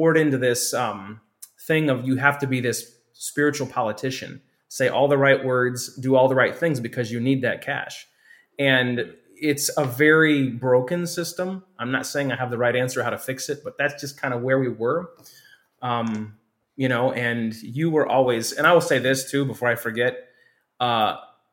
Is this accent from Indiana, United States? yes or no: yes; Hammond, Indiana, United States; I grew up near First Baptist Hammond